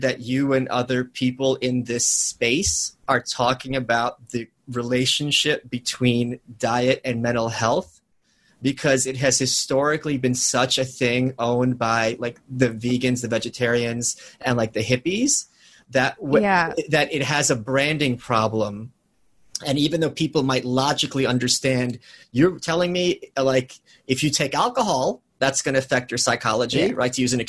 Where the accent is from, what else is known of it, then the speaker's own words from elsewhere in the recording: New York City, New York, United States; I'm a New Yorker. I have this low key background tension. Well, it's life in the big city.